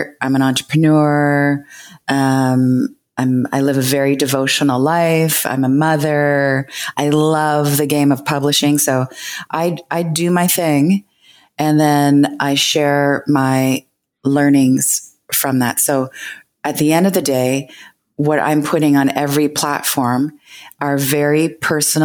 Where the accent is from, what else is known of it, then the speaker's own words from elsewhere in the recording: Canada; I'm Canadian